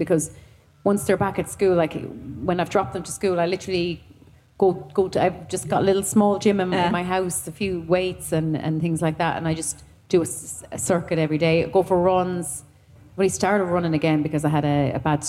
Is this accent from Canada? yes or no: no; Thurles, Munster, Ireland; moved away as an adult; also born or lived in United Kingdom; from Thurles, because I grew up there.